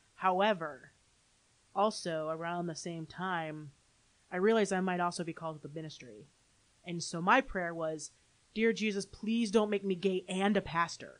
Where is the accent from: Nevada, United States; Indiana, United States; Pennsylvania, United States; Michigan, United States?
Michigan, United States; Holland; also born or lived in Grand Rapids, Michigan / Saratoga Springs, New York; Grew up in Holland, Michigan